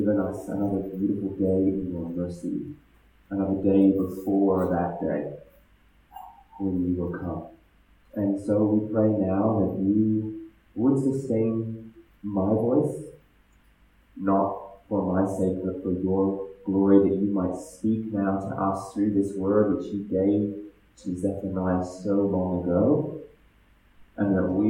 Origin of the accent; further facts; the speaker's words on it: Ethiopia; also born or lived in Ghana / Australia / Germany; So I was born in Ghana. I grew up in Ethiopia. And then I moved from Ethiopia to Australia.